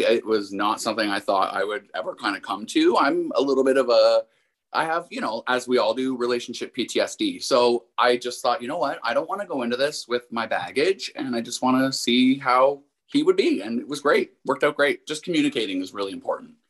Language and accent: English; Windsor, Ontario, Canada; I'm actually from Windsor, which is just across the river from Detroit